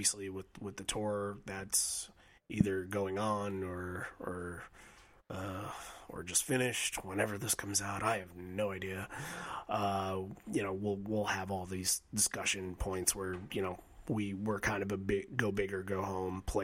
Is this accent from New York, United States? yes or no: yes; Bay Shore, New York, United States; I was born in Southside Hospital in Bayshore, New York. Zip codes 11706